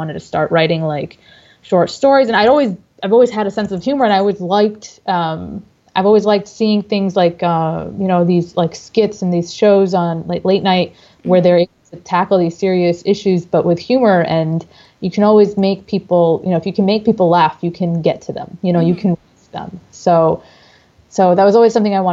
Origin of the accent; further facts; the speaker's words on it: Dearborn, Michigan, United States; moved away as an adult; now in Texas, United States; I am a native of Dearborn, Michigan. I am originally from Michigan